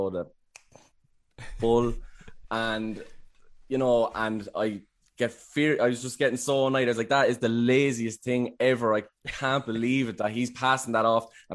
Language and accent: English; Wexford, Leinster, Ireland; I'm from Wexford.